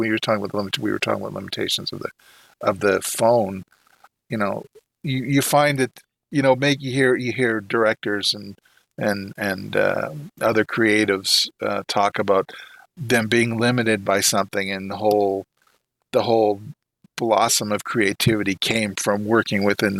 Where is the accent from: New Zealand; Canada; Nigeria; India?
Canada; being a Canadian